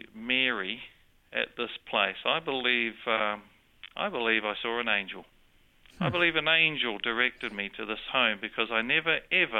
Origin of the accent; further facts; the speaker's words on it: New Zealand; accent: New Zealand; also born or lived in Sydney, Australia; I have a New Zealand accent, but I was born in Sydney